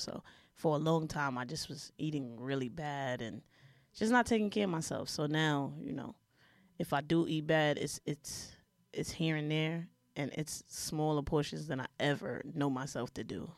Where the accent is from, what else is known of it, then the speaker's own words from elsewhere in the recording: New York City, New York, United States; I'm from Brooklyn